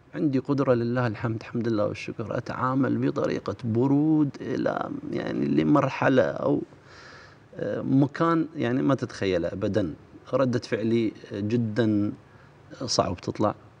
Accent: Iraq; احنا عندنا بالعراق

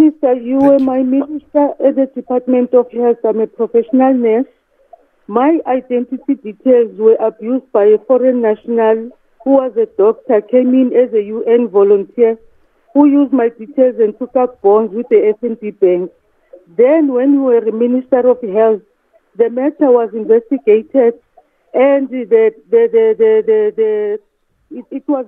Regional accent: South Africa; I'm a South African

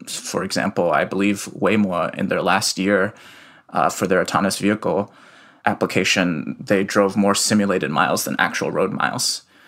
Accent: Iowa City, Iowa, United States; also born or lived in Shanghai, China; moved to Iowa City when I was three

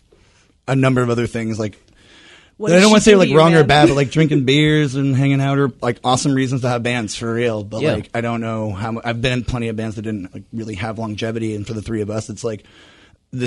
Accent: East Bay, California, United States; moved away; I'm from the East Bay originally

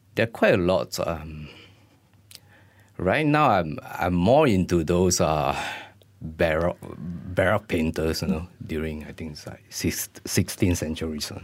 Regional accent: Malaysia; as a Malaysian artist

